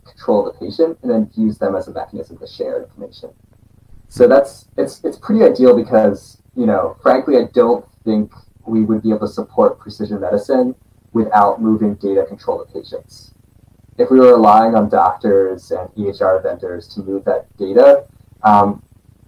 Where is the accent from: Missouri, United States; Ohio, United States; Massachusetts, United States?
Massachusetts, United States; Boston; we're both from Boston